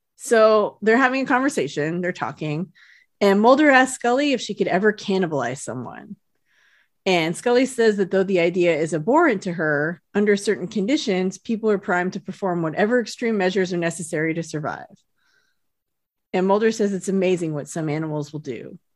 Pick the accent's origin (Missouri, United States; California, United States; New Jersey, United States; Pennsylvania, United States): California, United States; South Lake Tahoe; moved away; I grew up in Lake Tahoe